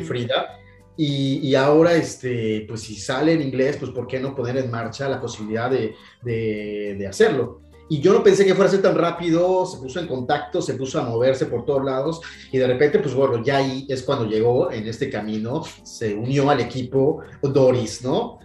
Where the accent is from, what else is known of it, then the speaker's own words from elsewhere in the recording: Mexico City, Mexico; moved away as an adult; also born or lived in Paris, France / Dublin, Ireland; now in France; soy un mexicano eh, nacido en la Ciudad de México, chilango, como dicen en mi, país, este, radicado en el extranjero desde hace ya 22 años